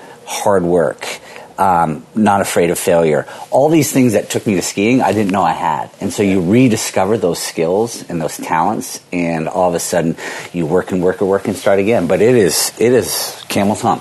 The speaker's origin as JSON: {"language": "English", "region": "Vermont", "country": "United States", "tie": "born or raised there", "said": "growing up in Vermont"}